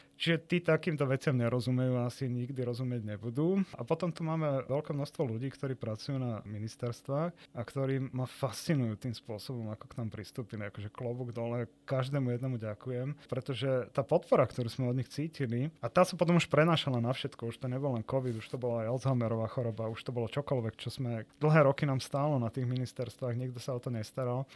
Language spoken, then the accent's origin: Slovak; Nitra, Nitra Region, Slovakia; ako dieťa som často chodil do divadla a v tom čase v Nitre, ja som z Nitry